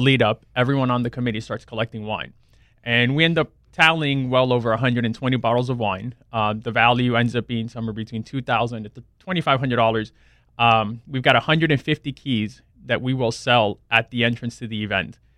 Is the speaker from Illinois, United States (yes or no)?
no; South Florida, United States; I grew up down in South Florida, went to F I U